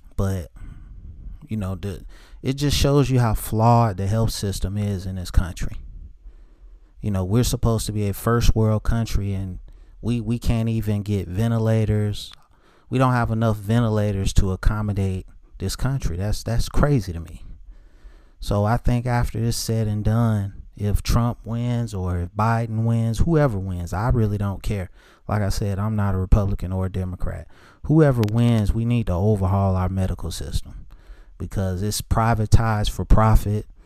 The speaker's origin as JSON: {"language": "English", "town": "Charlotte", "region": "North Carolina", "country": "United States", "said": "I'm from Charlotte"}